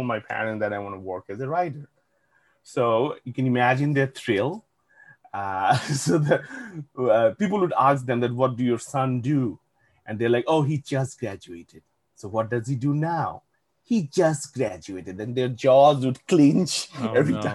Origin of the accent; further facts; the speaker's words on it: Bangladesh; moved away as an adult; So I grew up in Bangladesh, and I grew up in a household